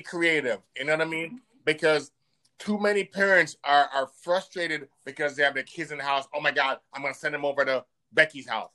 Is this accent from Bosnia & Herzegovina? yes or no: no; Jamaica; now in United States; my home country in Jamaica